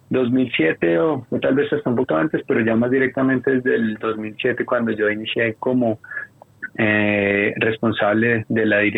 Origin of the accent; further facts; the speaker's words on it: Bogotá, Colombia; Yo me crié y toda la vida, como le decía Brandon, he vivido en Bogotá, por allá como en el año 83